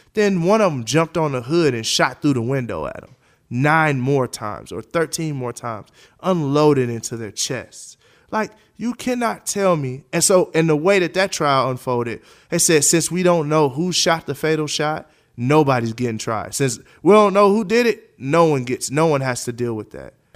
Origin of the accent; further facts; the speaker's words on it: United States; As a taxpayer, as an American, I was born here. I don't know nothing else but America.